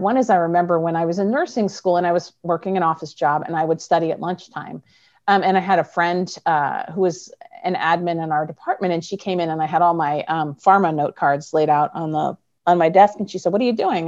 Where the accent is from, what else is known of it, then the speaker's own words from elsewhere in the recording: Midwest, United States; I'm from the Midwest